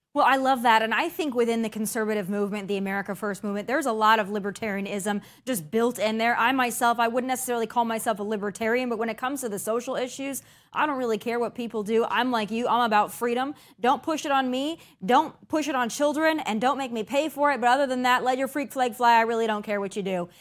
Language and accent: English; South Dakota, United States; now in Tennessee, United States; my home state of South Dakota